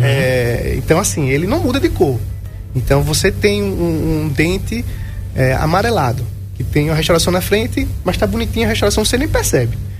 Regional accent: Brazil; eu sou aqui do Alto do Cruzeiro, morei na Governador a vida toda

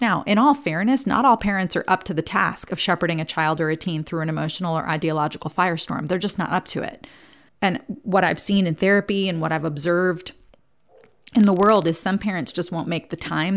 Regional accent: New Jersey, United States; I grew up in New Jersey, and the youngest of four kids

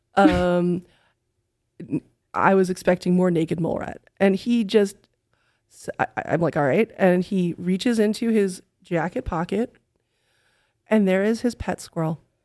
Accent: New York City, New York, United States; moved away as an adult; now in Texas, United States; I am from New York City

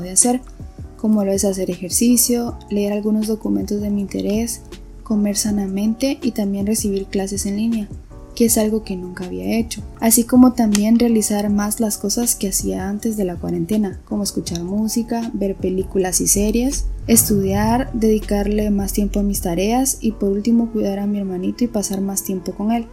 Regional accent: Esquipulas, Chiquimula, Guatemala; soy originaria de Esquipulas Chiquimula

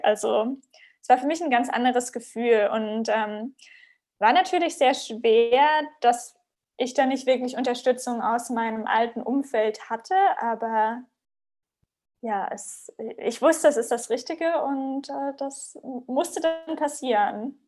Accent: Southern Germany, Germany; moved away as an adult; also born or lived in Ghana; bin aus der Heimat ähm, in Süddeutschland weggezogen

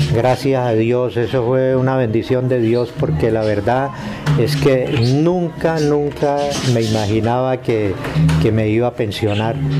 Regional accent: Mesa de los Santos, Santander, Colombia; now in Girón, Colombia; Yo nací en, la Mesa de los Santos, Santander.

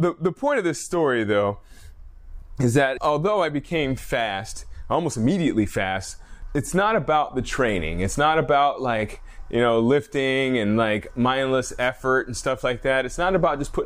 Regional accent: Alaska, United States; I'm a guy from Alaska

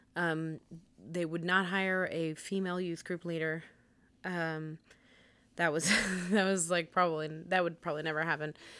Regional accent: United States; we're American

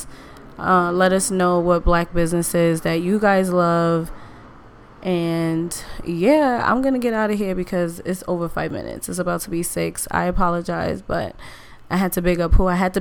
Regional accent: New York City, New York, United States; I'm from New York

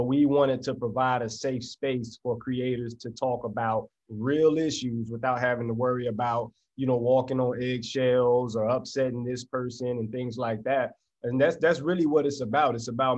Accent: Florida, United States; also born or lived in Tallahassee / Tampa / Orlando; I come from Florida, did a lot of moving around, had a very difficult past, made some, you know, decisions that moved me around, but lived in Tallahassee, Florida, Tampa, Florida, Orlando, Florida, ended up here.

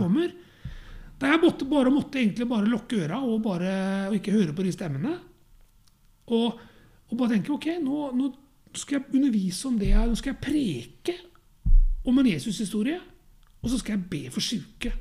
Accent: Norway; jeg er norsk og bor i et hus

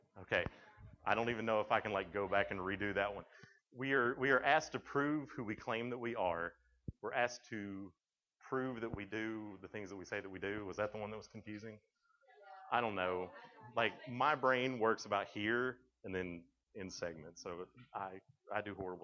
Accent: Tennessee, United States; I'm from Tennessee

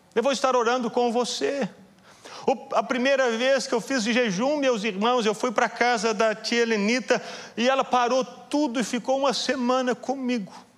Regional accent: Belo Horizonte, Minas Gerais, Brazil; Eu sou de Belo Horizonte

